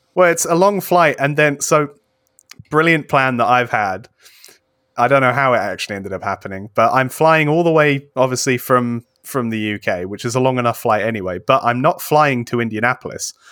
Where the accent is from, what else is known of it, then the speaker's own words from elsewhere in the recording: United Kingdom; I'm British